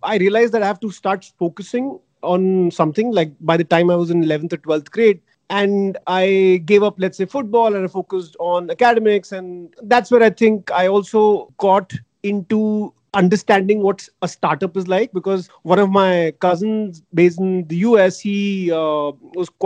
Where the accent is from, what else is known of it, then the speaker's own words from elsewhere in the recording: Delhi, India; I grew up in Delhi